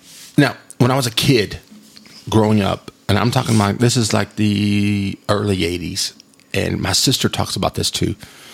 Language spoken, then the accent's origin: English; Texas, United States; Like, I'm from West Texas, and this is where it's from.